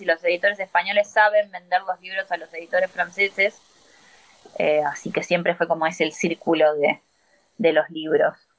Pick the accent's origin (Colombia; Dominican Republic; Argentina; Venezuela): Argentina